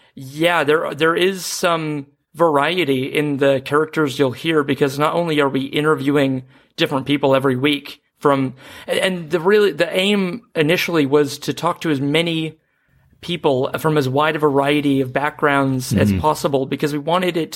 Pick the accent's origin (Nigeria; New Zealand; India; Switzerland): New Zealand; also born or lived in Seattle, United States; now in Melbourne, Australia; I'm a Seattleite who grew up in New Zealand, now living in Melbourne